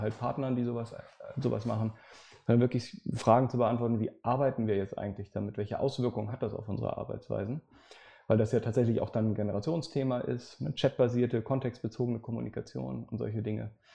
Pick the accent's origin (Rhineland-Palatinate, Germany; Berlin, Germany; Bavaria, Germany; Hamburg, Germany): Hamburg, Germany; Ich äh, bin gebürtiger Hamburger, insofern uns trennen nur ein paar Kilometer hier in der Stadt